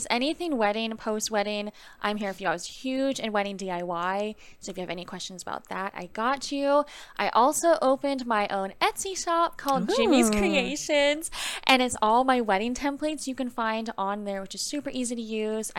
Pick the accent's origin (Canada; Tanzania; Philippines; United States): Canada; I'm Canadian.